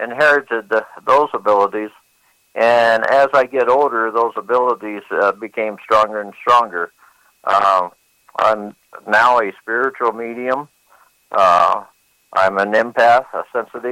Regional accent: Phoenix, Arizona, United States; I was born and raised in Phoenix, Arizona

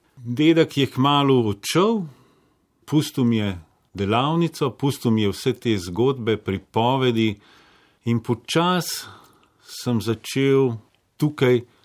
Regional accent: Bled, Upper Carniola, Slovenia; also born or lived in Zagreb, Croatia / Paris, France; Kasneje, ko smo pa prišli iz Francije, sem pa prišel pač v Slovenijo na Bled ne

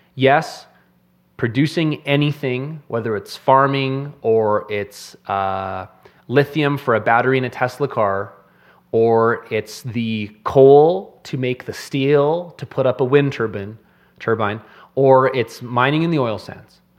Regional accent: Canada; As a Canadian

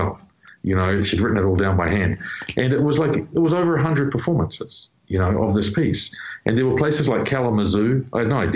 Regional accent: New Zealand; my home people, you know, like people in my hometown.

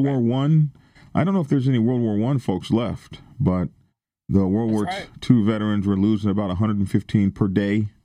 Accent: the South, United States; where I come from, okay, I'm from the South

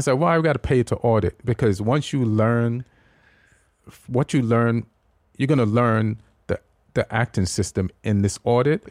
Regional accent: Jamaica; also born or lived in England / New York; now in United States; when I was growing up in Jamaica

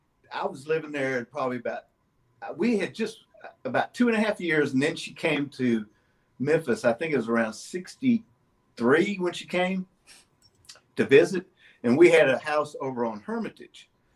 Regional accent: Yokohama, Kanagawa, Japan; born there; also born or lived in Germany; I was born in Yokohama, Japan.

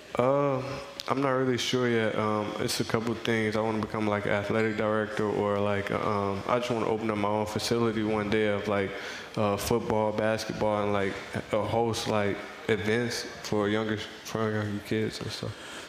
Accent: Missouri, United States; I'm from Missouri

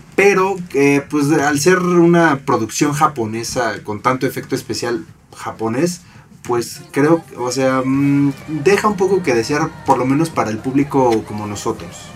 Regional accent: Mexico; nosotros como latinoamericanos, como mexicanos

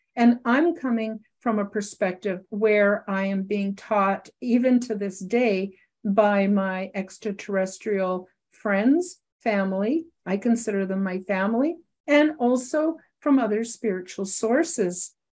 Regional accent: Canada; I live in Canada, I'm a Canadian

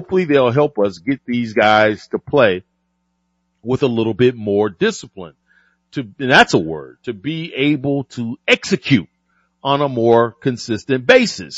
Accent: the South, United States; born and raised in the South

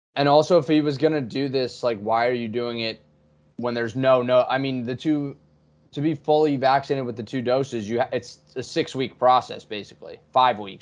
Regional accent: New Jersey, United States; growing up in Jersey, Saint Peter's would send letters home

